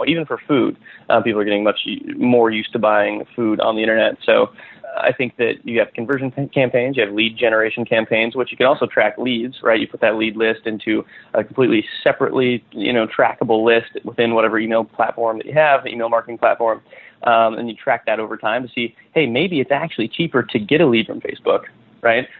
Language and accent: English; western Nebraska, United States; moved away as an adult; also born or lived in California; I grew up in western Nebraska on a farm. Uh, moved out to California after high school